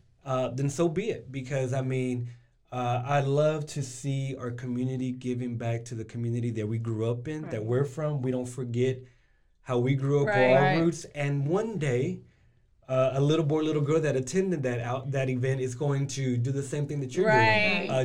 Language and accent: English; Waco, Texas, United States; first language Spanish; English is a second language; my parents are immigrants from Mexico, and so I'm a first-generation American. Growing up in a household where Spanish was my firs